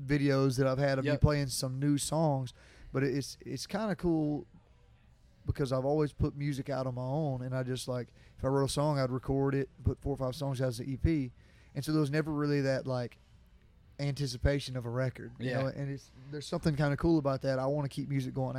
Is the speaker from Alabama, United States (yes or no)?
yes; Jacksonville, Alabama, United States; Jacksonville, my hometown